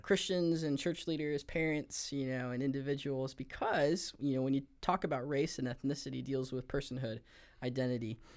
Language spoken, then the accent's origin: English; Los Angeles, California, United States; I grew up in the Los Angeles area of San Gabriel Valley, San Gabriel Valley of Los Angeles